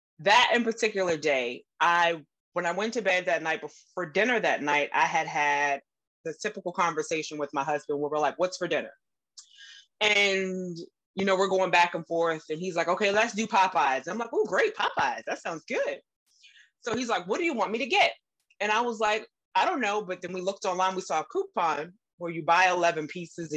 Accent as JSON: {"language": "English", "region": "Southern Virginia", "country": "United States", "tie": "born or raised there", "said": "I grew up in Southern Virginia with a very Southern typical cuisine all the time"}